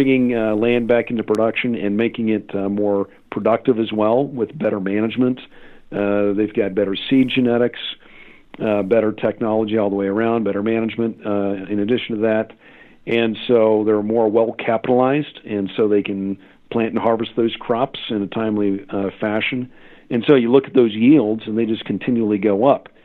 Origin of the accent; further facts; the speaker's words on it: Kansas, United States; in my home state of Kansas